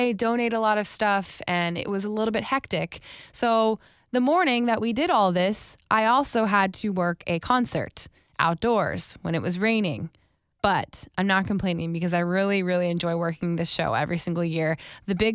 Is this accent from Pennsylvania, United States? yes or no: no; Wellington, Florida, United States; moved away; I lived in Wellington specifically